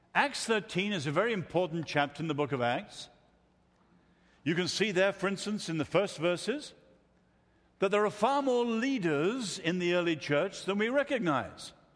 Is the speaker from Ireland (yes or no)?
yes; Ireland; moved away; I come from Ireland originally